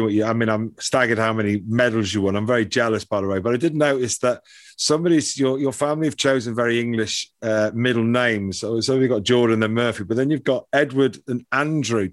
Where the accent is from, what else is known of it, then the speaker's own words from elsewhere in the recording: Dublin, Leinster, Ireland; moved away; also born or lived in England; I was born in Dublin